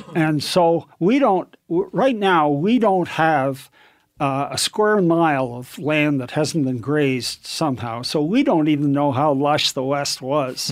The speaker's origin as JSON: {"language": "English", "country": "Canada", "tie": "born or raised there", "moved": "as an adult", "lives_now": "United States", "said": "I was born in Canada, raised to, went through university and then went to the States"}